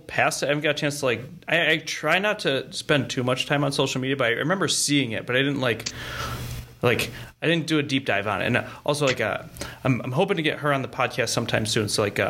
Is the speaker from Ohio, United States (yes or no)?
yes; Cleveland, Ohio, United States; now in Texas, United States; I'm from Cleveland.